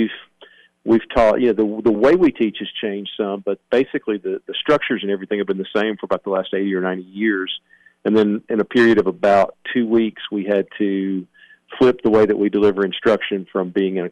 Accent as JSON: {"language": "English", "town": "Cottontown", "region": "Tennessee", "country": "United States", "tie": "born or raised there", "said": "the school actually sits adjacent to my grandfather's farm, so it's right in the center of where I grew up."}